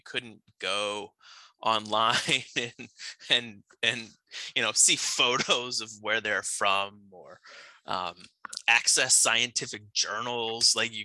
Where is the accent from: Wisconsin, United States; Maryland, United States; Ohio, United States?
Ohio, United States; Northeast; I'm from Ohio, grew up in Northeast Ohio